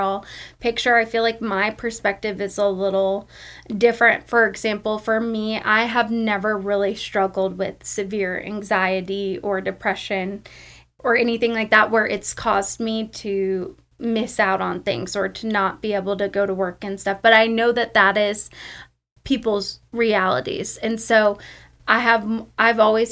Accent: Arizona, United States; moved away as an adult; also born or lived in Oklahoma; now in Oklahoma City, United States; I love Arizona so much. It's amazing. That's where I grew up.

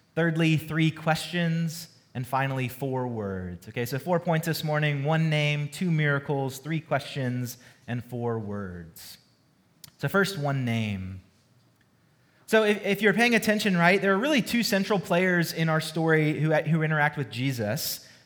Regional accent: Georgia, United States; moved away as an adult; also born or lived in California; now in Dallas, United States; I'm not a native Texan, I've only been here um, just over a year, but I love Texas, but I'm originally from Georgia

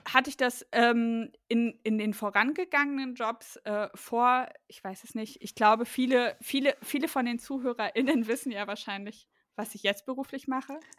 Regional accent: East Germany, Germany; also ich komme ja aus ähm, aus dem Osten Deutschlands

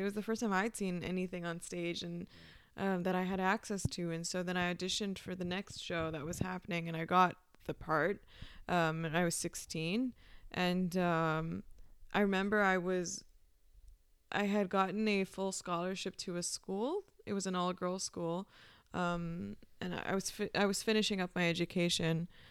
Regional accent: Pakistan; moved away; also born or lived in Peshawar, Pakistan / Iowa, United States; I grew up in Pakistan

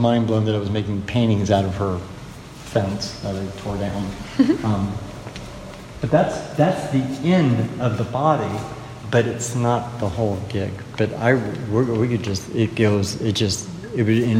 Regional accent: Dayton, Ohio, United States; I'm from Ohio

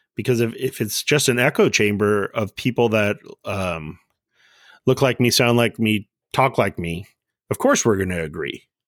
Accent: Southern California, United States; I grew up in Southern California, right around from, like, where In N Out first started

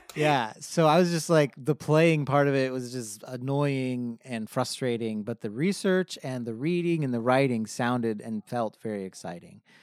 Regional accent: Hemet, California, United States; now in San Diego, United States; I grew up in Hemet, California, which is about a hundred miles north of here in Riverside County

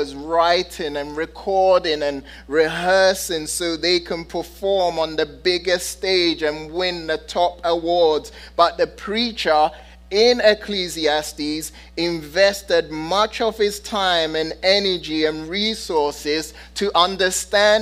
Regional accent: London, United Kingdom; I'm a city boy. Okay? I'm from London and I've lived in big cities

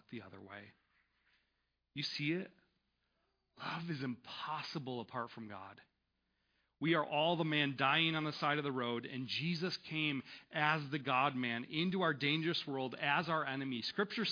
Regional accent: United States; as Western American Christians

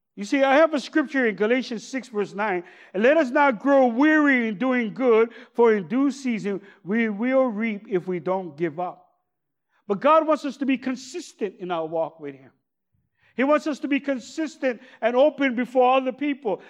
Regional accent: Honolulu, Hawaii, United States; I grew up in Kalihi

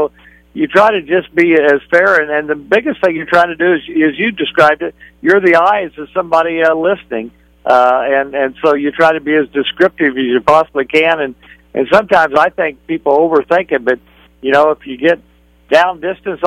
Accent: Kansas, United States; moved away as an adult; also born or lived in Arkansas; now in West Texas, United States; I grew up in Kansas

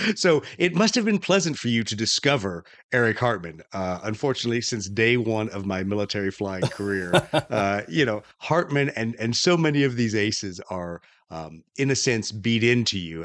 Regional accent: Huntsville, Alabama, United States; I spent a lot of my time growing up around Huntsville, Alabama

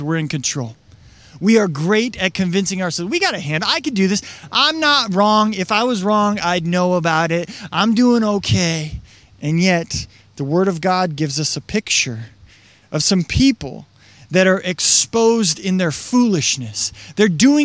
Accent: Washington, United States; I grew up in Washington

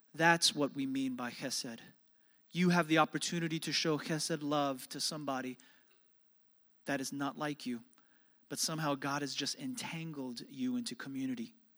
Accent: New York City, New York, United States; growing up in New York City

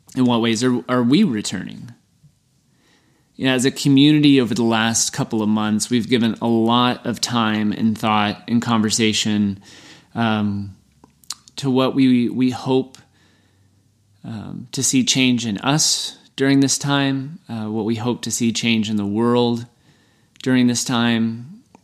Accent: Texas, United States; I'm from Texas

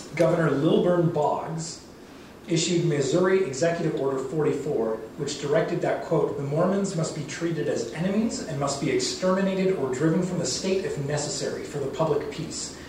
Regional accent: Vancouver Island, British Columbia, Canada; moved away as an adult; also born or lived in Duncan, BC / Mexico / Lethbridge, Alberta / Cardston, Alberta; now in Alberta, Canada; I grew up on Vancouver Island. I lived there for about 20 years, and I lived in Mexico for two years, and then I moved to southern Alberta to pursue my BA in history

